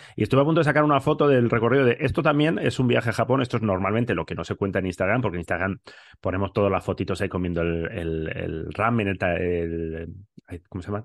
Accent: Bilbao, Basque Country, Spain; yo soy de Bilbao

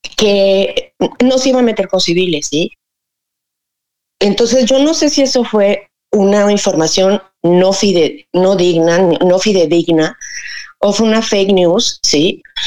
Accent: Cuernavaca, Morelos, Mexico; yo soy de Cuernavaca, Morelos, México

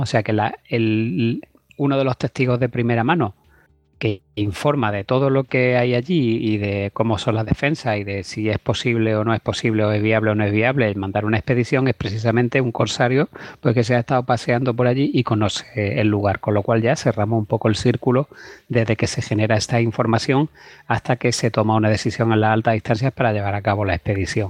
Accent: Cuevas de San Marcos, Andalusia, Spain; Lucena está a 15 kilómetros de mi pueblo, que es Cuevas de San Marcos, que es provincia de Málaga

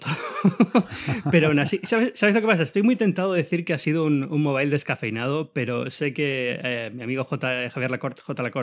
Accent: New York, United States; Porque los dos somos de Nueva York, los dos nos hemos pegado una paliza alucinante para ir a Barcelona.

